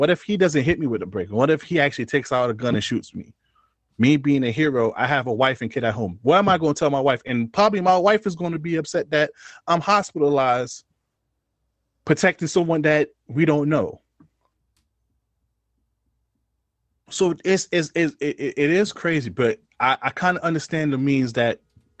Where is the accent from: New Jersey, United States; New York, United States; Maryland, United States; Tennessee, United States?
New York, United States; New York City; I'm from New York City, and this is not justification, but we come from a place where they say, yo, don't get involved in stuff that don't belong to you type shit. That's what we always heard growing up